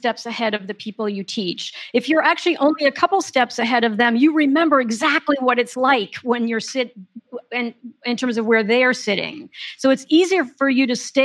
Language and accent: English; Paris, Île-de-France, France; I grew up in Paris